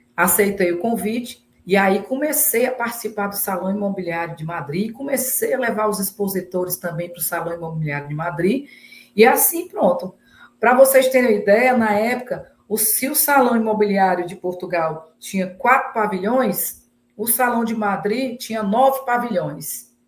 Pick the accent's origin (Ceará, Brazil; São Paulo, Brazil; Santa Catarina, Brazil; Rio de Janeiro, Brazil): Ceará, Brazil; Fortaleza; moro em Fortaleza, né? Nasci em Fortaleza